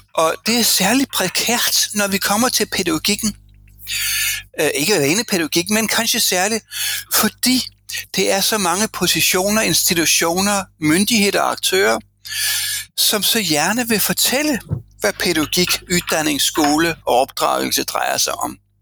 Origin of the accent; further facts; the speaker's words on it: Denmark; moved away as an adult; now in Norway; jeg kommer fra en kønskabskultur fra Danmark